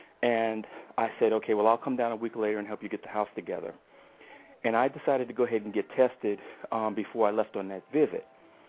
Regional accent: New York, United States; Yes, I'm originally from New York. Have bounced around quite a bit being in the military.

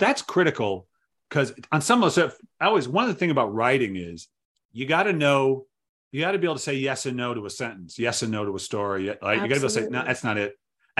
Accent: Providence, Rhode Island, United States; moved away; I grew up in Providence.

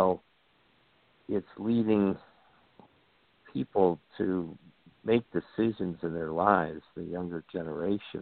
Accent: New York, United States; When I grew up in the New York State education, you had a local diploma and a regents diploma

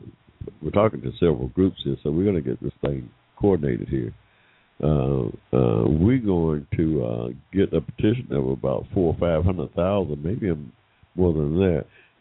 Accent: Georgia, United States; here in my home state of Georgia

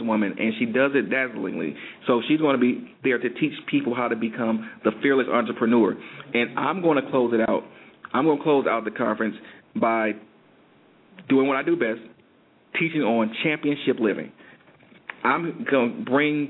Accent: Detroit, Michigan, United States; moved away; my hometown

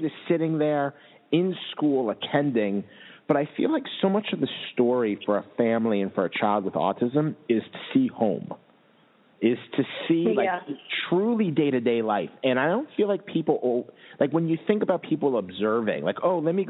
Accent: New York, United States; also born or lived in Massachusetts; now in West Coast, United States; I'm from New York

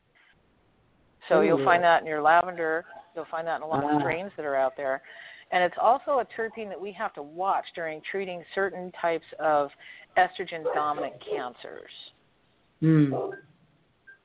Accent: the West, United States; now in Florida, United States; I grew up in the West and I grew up, I'm going to get a little political here. I grew up in a gun-toting state.

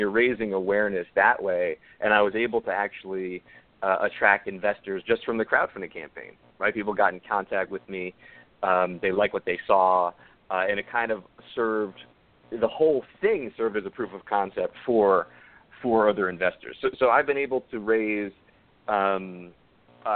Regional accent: Yonkers, New York, United States; Yonkers, New York, where I'm from. It's my hometown.

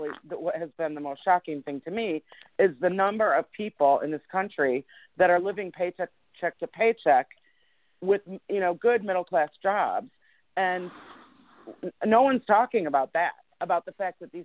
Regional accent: Michigan, United States; now in Georgia, United States; I'm originally from Michigan

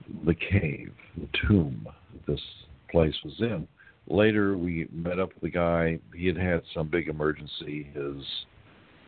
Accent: United States; also born or lived in Lima, Peru; we're from the United States

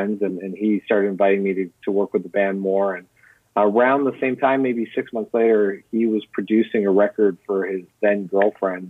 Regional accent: Windsor area, Ontario, Canada; living on the border with Detroit.

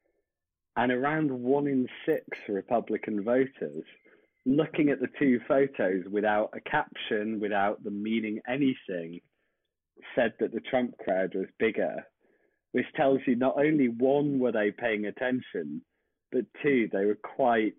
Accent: United Kingdom; accent: British; as people I'm sure can tell by my accent

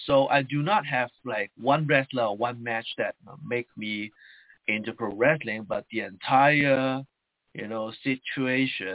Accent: Hong Kong; first language Chinese; English is a second language; So I was living in Hong Kong. I grew up in Hong Kong.

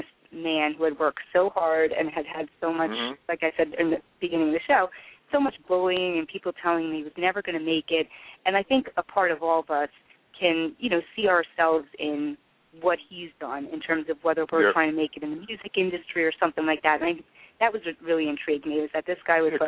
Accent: Central New Jersey, United States; I'm from Central New Jersey.

